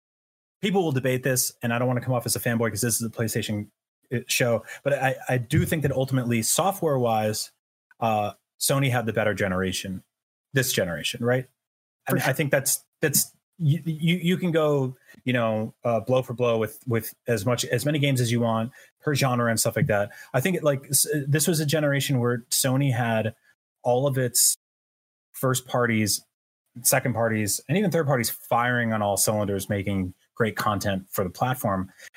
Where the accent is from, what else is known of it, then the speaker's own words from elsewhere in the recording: New York City, New York, United States; I grew up like around New York City. I lived in New York City for several years.